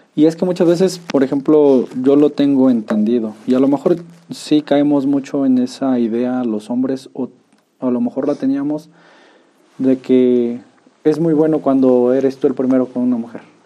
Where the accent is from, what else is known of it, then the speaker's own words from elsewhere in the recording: Tolimán, Querétaro, Mexico; yo soy de Tolimán